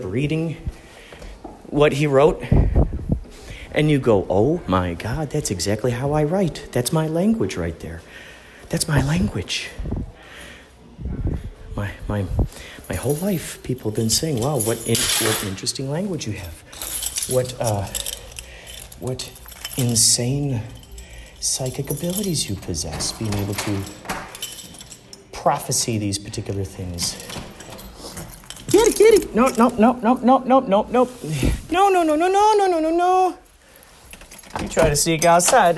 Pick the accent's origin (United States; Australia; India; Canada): United States; Chicago, Illinois; where I grew up in Chicago